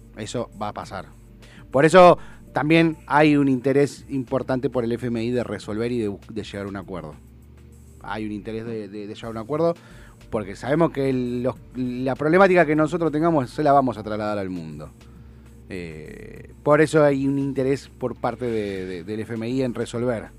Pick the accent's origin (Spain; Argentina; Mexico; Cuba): Argentina; Somos Argentina, no somos europeos, somos latinos